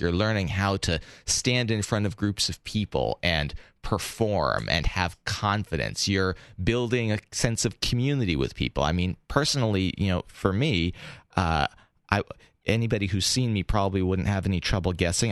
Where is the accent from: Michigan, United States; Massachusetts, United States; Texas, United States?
Massachusetts, United States; Boston; I grew up in Boston.